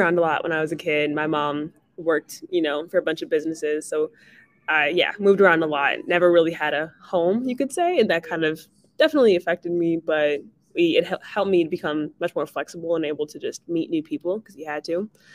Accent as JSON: {"language": "English", "region": "New Jersey", "country": "United States", "tie": "born or raised there", "also_born_or_lived": "California / Washington, District of Columbia, United States", "moved": "yes", "said": "I was born in Jersey"}